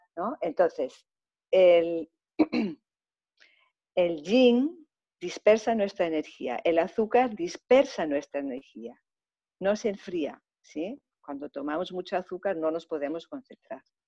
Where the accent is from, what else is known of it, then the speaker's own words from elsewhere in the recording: Germany; also born or lived in Greece; now in Mallorca, Spain; he tenido la suerte de haber nacido en Alemania, entonces pues pasé gran parte de mi infancia en Alemania y posteriormente también en Grecia